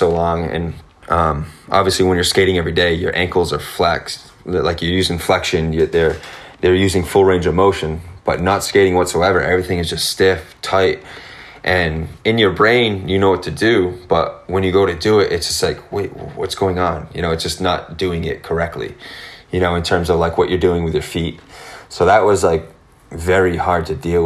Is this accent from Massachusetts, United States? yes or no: yes; Massachusetts, United States; I grew up here.